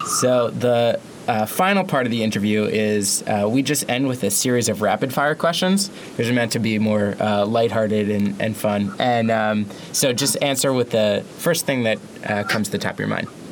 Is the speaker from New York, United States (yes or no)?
yes; New York, United States; As a New Yorker myself